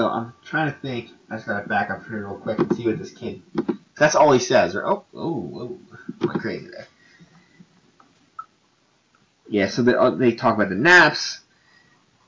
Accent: New Jersey, United States; I'm from New Jersey

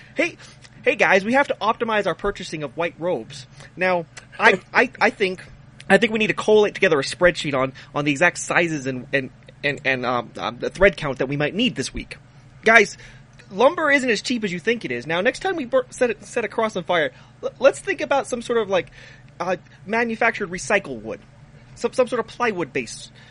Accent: Texas, United States; we we are American by choice, but Texan by the grace of God

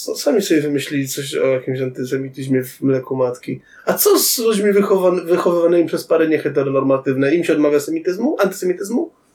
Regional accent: Tarnobrzeg, Subcarpathian Voivodeship, Poland; moved away; pojechałem do rodzinnego Tarnobrzega

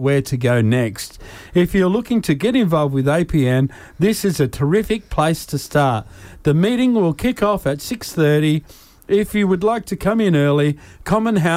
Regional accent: Ipswich, Queensland, Australia; I'm from Ipswich

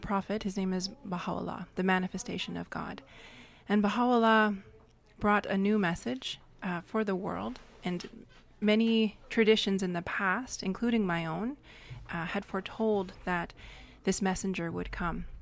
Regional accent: Fort Peck Sioux Reservation, Montana, United States; now in Vancouver Island, Canada; I am Lakota. I come from the Fort Peck Sioux Reservation in Montana, but my family has lived on Vancouver Island for many years

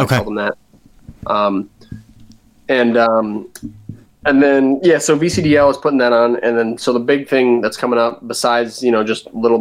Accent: New Jersey, United States; accent: Jersey; now in Virginia, United States; I'm from Jersey.

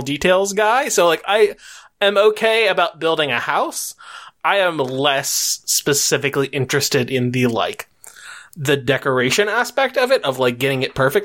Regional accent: United States; as an American

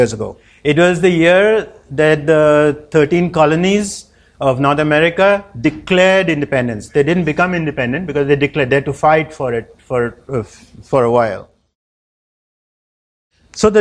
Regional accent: India; also born or lived in United States; I'm from India. I've lived and born in India. I lived in the US

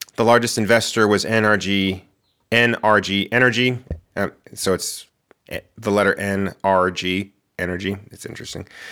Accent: Moriarty, New Mexico, United States; moved away as an adult; also born or lived in Albuquerque, New Mexico; now in Portland, United States; my house where I grew up in Moriarty

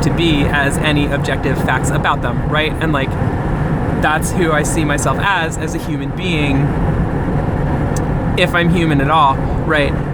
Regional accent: New Jersey, United States; I'm from New Jersey

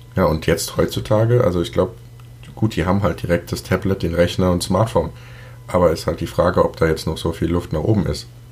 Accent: Germany; als Deutscher

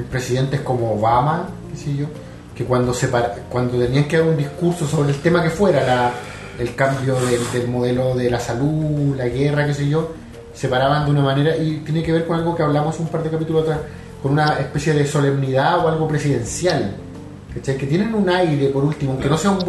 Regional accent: Chile; now in Australia

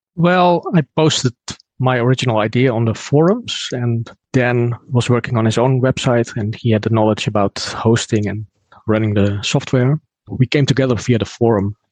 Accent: Netherlands; from the Netherlands

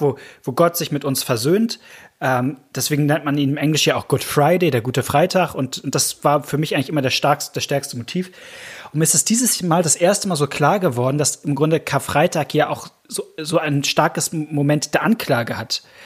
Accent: Hamburg, Germany; als Hamburger bin ich eigentlich HSV-Fan

